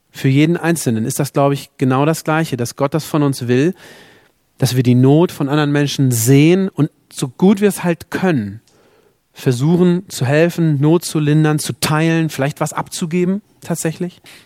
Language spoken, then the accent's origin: German; Germany; also born or lived in South Sudan; als Deutsche, die wir in diesem Land leben dürfen